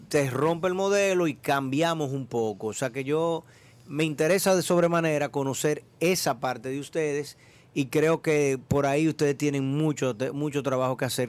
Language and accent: Spanish; Dominican Republic; yo como dominicano salgo de acá